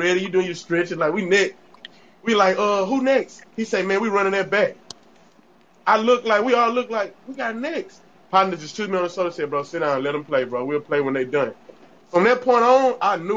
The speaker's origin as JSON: {"language": "English", "area": "the South", "region": "Texas", "country": "United States", "said": "I'm natural from the South"}